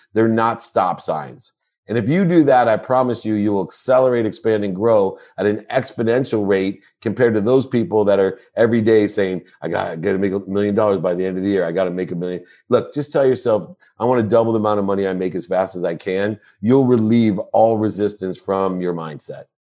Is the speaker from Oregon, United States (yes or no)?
no; Akron, Ohio, United States; I was born in Akron, Ohio